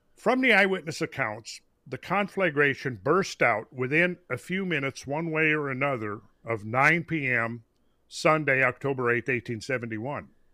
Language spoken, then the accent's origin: English; Minnesota, United States; I grew up in Minnesota